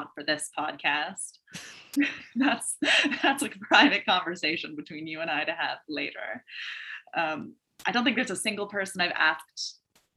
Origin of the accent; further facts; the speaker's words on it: Southern Oregon, United States; I grew up in Southern Oregon. So I live there now also, but I have to clarify, like I left and like did other things